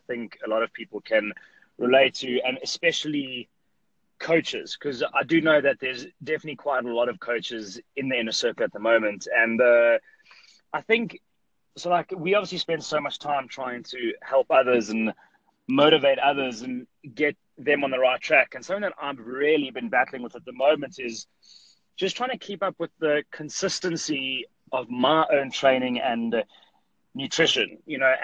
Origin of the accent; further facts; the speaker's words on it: South Africa; I'm from South Africa, and I have a gym in South Africa here in Johannesburg